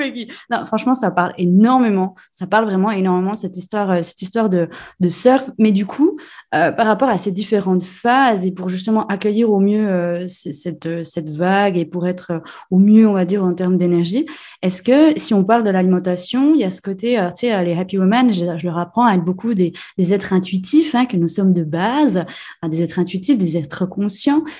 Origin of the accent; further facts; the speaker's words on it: Switzerland; Chez nous en Suisse